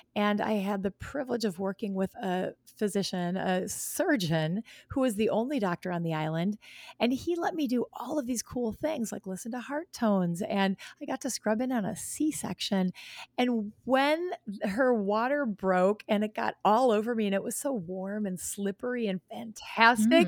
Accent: Wisconsin, United States; here in my home state

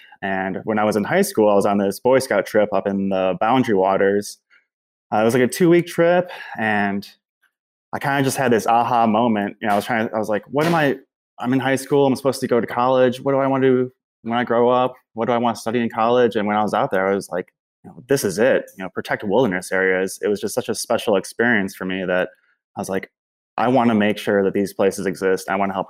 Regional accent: outside Chicago, Illinois, United States; I grew up outside Chicago and with a family that was pretty active outdoors.

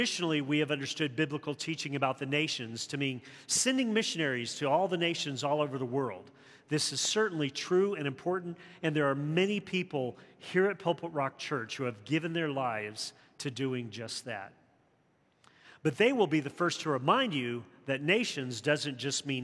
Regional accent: the South, United States; growing up in the South during the turbulence of the 60s

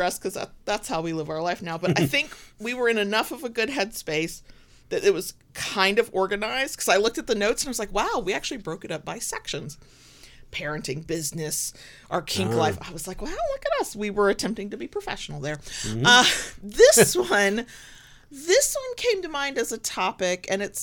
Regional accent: United States; I'm American

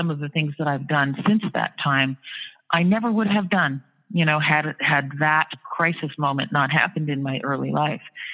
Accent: Sarnia, Ontario, Canada; moved away as an adult; also born or lived in Toronto, Ontario, Canada; now in New York City, United States; I was born in Sarnia, Ontario, Canada, went to school in Toronto.

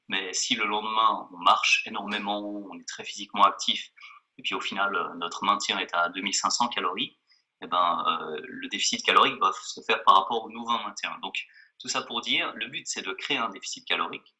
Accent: Geneva, Switzerland; je suis de Genève

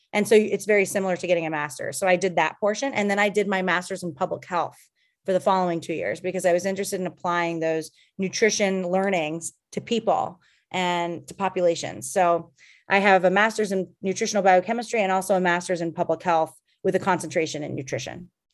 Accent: Calgary, Alberta, Canada; also born or lived in Boston; now in Los Angeles, United States; I grew up in Calgary, Alberta, which is a cold town

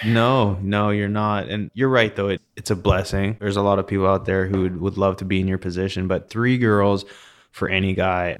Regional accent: Canada; moved away; growing up in Canada

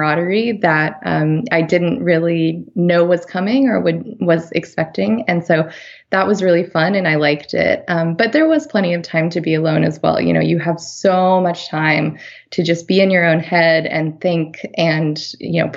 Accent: Farmington, New Mexico, United States; moved away; also born or lived in Durango, Colorado / Washington, D.C.; I grew up in Farmington, New Mexico, and that was, it's about 40 miles south of the end of the Colorado Trail

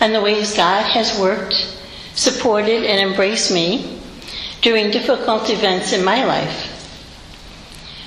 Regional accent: Rhode Island, United States; moved away as an adult; now in Rochester, United States; I grew up in Rhode Island, and as a cradle Catholic

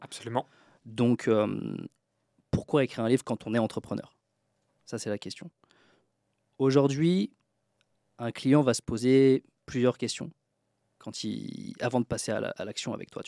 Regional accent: Troyes, Grand Est, France; now in Tallinn, Estonia; d'où je viens, donc je viens de Troyes, dans l'Aube, en France, euh, donc de la campagne

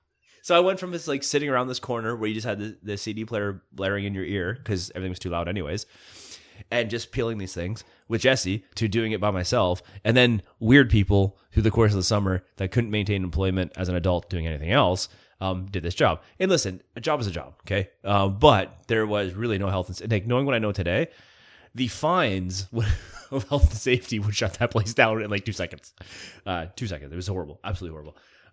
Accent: Bewdley, West Midlands, United Kingdom; I'm used to weird people. We grew up in Bewdley. We're used to this shit, just walking down the street.

